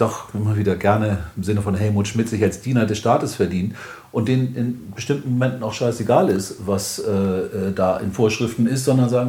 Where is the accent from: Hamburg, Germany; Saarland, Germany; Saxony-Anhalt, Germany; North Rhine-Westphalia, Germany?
Hamburg, Germany; du mich das als Hamburger? Ist schwierig